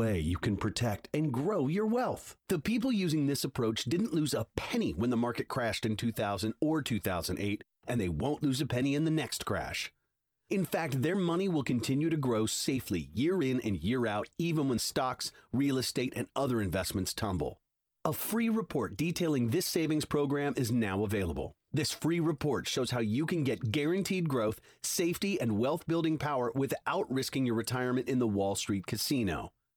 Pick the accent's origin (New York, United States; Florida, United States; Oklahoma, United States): New York, United States; Long Island; also born or lived in Bronx, New York; now in Southern California, United States; I'm a New Yorker, born in the Bronx, raised on Long Island